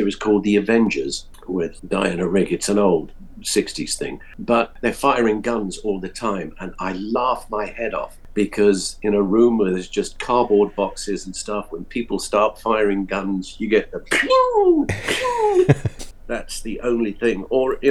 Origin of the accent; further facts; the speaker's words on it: United Kingdom; being British